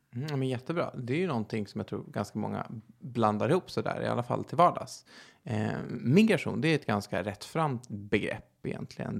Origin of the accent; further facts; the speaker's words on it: Stockholm, Stockholm County, Sweden; Jag är 28 år från Stockholm